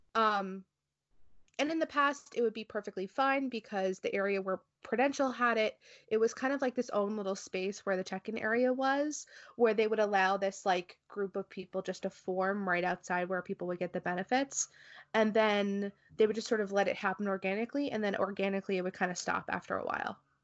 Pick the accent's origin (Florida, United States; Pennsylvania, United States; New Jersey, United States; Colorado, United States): New Jersey, United States; I am from New Jersey